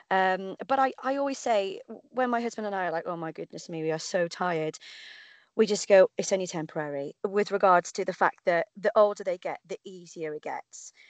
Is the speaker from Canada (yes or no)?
no; Cardiff, Wales, United Kingdom; the Cardiff Half, um, obviously because it's my hometown